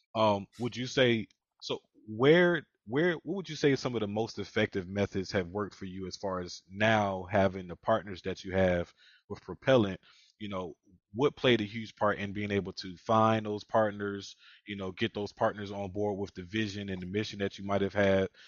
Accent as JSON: {"language": "English", "town": "Philadelphia", "region": "Pennsylvania", "country": "United States", "said": "I'm from Philadelphia as well"}